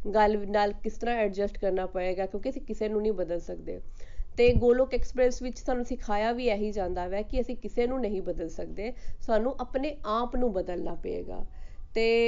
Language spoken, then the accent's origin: Punjabi; Batala, Punjab, India; moved away as an adult; also born or lived in Amritsar, Punjab; now in Gurgaon, India; ਮੈਂ ਬੌਰਨ ਤੇ brought up Batala Punjab ਦੀ ਹਾਂ